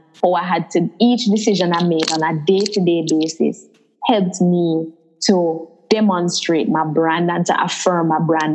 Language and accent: English; Jamaica; I did grow up in Jamaica.